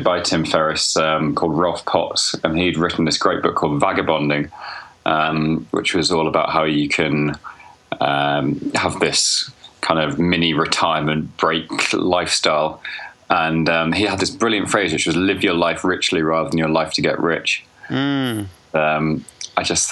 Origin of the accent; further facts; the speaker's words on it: Birmingham, West Midlands, United Kingdom; also born or lived in Bangkok; I was born in Birmingham.